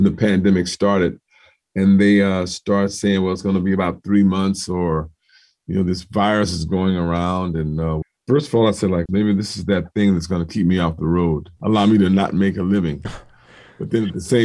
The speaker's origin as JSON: {"language": "English", "town": "Compton", "region": "California", "country": "United States", "tie": "born or raised there", "also_born_or_lived": "Gardena", "said": "when I grew up in Compton"}